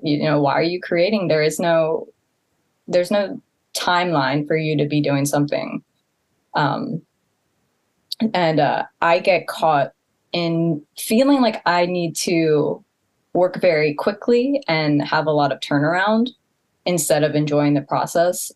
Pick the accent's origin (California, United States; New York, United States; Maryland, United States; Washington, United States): Maryland, United States; Baltimore County; moved away as an adult; now in Tokyo, Japan; I grew up in Baltimore County